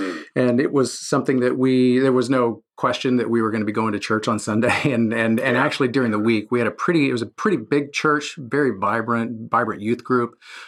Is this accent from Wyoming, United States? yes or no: no; San Antonio, Texas, United States; So I grew up in San Antonio, Texas. So I'm a native Texan and, you know, a pretty typical middle-class family.